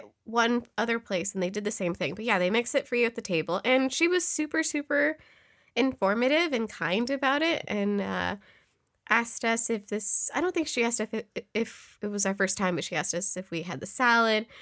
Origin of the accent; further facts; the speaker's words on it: Yolo County, California, United States; I grew up in YOLO